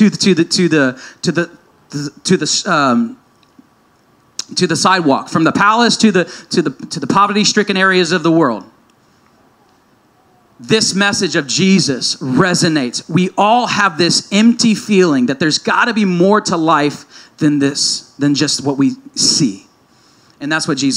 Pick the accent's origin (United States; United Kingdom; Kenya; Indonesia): United States; me as an American Christian